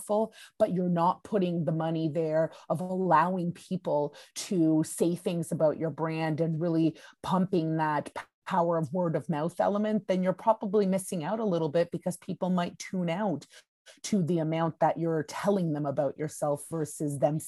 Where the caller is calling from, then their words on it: Budapest, Hungary; I'm actually calling from Budapest, Hungary.